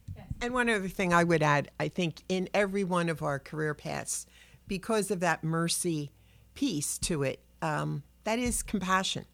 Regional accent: Philadelphia, Pennsylvania, United States; I'm a Philly kid. I was born in South Philadelphia. I grew up in Southwest

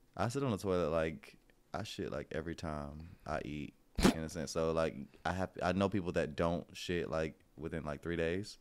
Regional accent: Florida, United States; I'm from Florida

